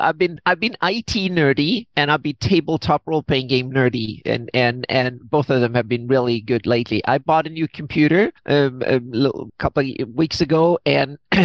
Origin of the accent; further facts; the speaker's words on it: Sweden; moved away as an adult; now in California, United States; I'm from Sweden originally, moved to California 10 years ago